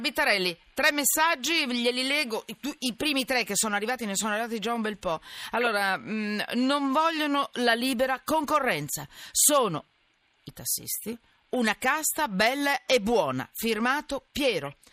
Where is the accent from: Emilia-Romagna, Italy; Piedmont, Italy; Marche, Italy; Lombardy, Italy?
Lombardy, Italy; Milan; anch'io che sono milanese